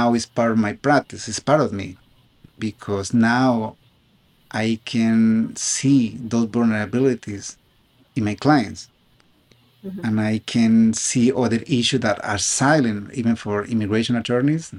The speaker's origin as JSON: {"language": "English", "country": "Colombia", "tie": "born or raised there", "accent": "South American", "second_language": "English", "moved": "as an adult", "lives_now": "United States", "said": "I was born in Colombia. I applied to law school in the United States from Colombia"}